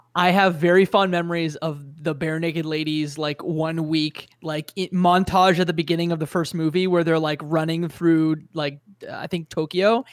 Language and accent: English; Canada; as a Canadian